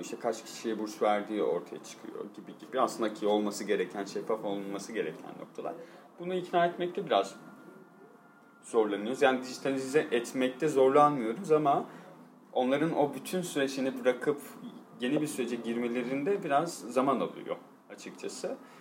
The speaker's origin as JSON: {"language": "Turkish", "region": "Van", "country": "Turkey", "tie": "born or raised there", "also_born_or_lived": "Istanbul", "moved": "as an adult", "said": "Memleketimde işte Van'da bir deprem oldu. Ailem orada yaşadığı için"}